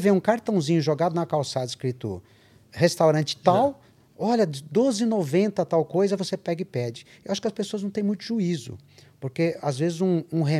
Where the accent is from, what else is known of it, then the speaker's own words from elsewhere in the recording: Brazil; Eu não sou italiano, sou brasileiro.